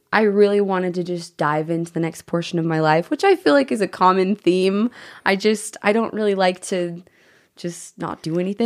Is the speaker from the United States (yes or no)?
yes; Bountiful, Utah, United States; I grew up in Bountiful, Utah